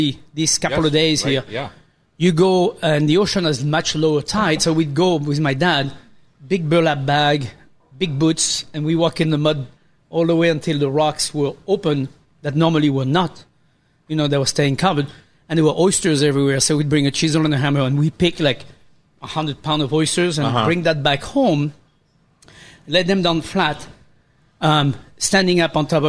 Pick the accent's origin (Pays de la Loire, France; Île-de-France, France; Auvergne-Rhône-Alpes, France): Pays de la Loire, France; moved away; when I grew up in France